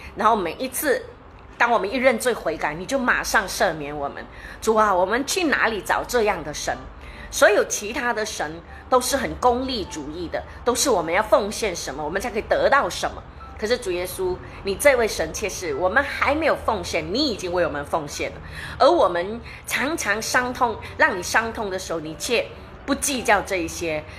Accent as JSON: {"language": "Chinese", "country": "Malaysia", "said": "我们马来西亚人"}